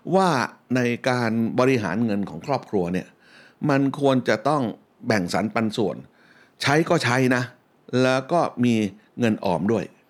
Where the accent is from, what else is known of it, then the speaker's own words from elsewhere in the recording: Bangkok, Thailand; ที่บ้านที่ผมอยู่ แถวสุขุมวิทเมื่อตอนผมเป็นเด็กนะฟังดูหรูนะ ห่างจากซอยท้องหล่อนิดเดียวอยู่สุขุมวิท40